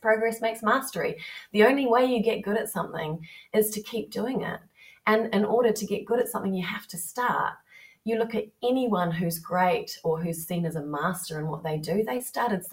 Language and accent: English; New Zealand; now in England; growing up in New Zealand and here being in England